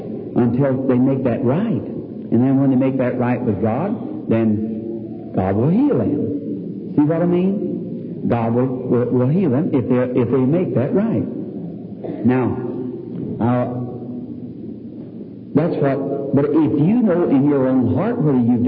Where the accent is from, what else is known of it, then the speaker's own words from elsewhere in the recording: the South, United States; I'm from the South